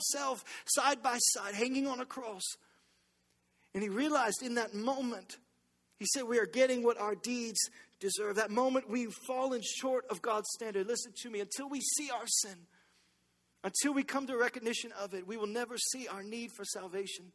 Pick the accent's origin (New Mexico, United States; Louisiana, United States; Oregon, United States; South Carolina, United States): Louisiana, United States; Baton Rouge; I'm from Baton Rouge.